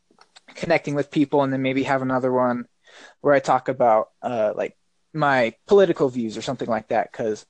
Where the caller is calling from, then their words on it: Colorado, United States; I'm calling from Colorado.